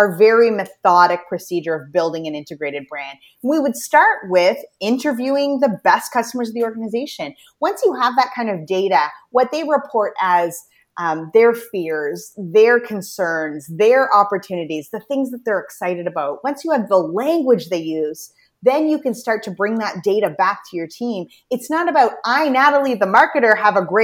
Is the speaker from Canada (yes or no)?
yes; New Brunswick, Canada; also born or lived in Toronto; I'm from Atlantic Canada, the province of New Brunswick